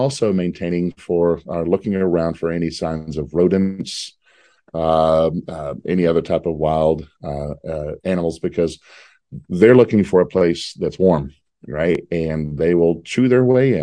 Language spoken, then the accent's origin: English; Texas, United States; I'm from Texas